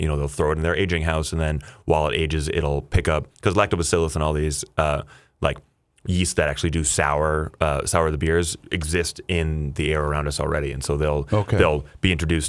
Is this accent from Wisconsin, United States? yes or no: no; Sleepy Eye, Minnesota, United States; So I grew up in Sleepy Eye, Minnesota